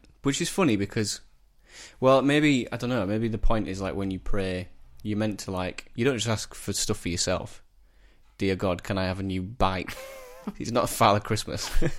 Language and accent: English; Shelf, Yorkshire and the Humber, United Kingdom; Halifax in Shelf. I'm from Shelf in Halifax, but yeah.